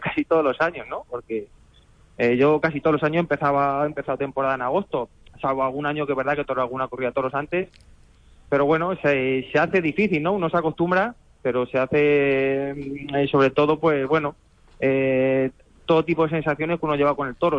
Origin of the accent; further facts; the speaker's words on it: Ciudad Real, Castilla-La Mancha, Spain; mi plaza, que es la plaza de Ciudad Real